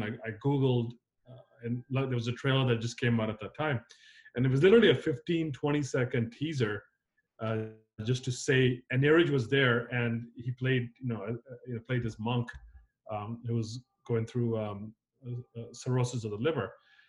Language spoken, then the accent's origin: English; United States; moved away as an adult; also born or lived in Zambia / Nigeria; now in Los Angeles, United States; I grew up in South and North Carolina